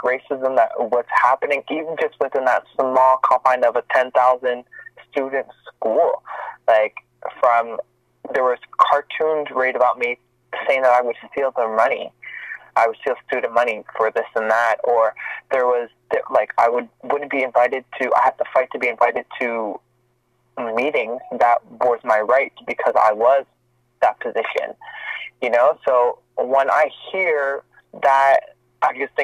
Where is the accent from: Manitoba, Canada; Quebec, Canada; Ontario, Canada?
Quebec, Canada; Montreal; moved away as an adult; now in Toronto, Canada; I'm born and raised in Montreal, Quebec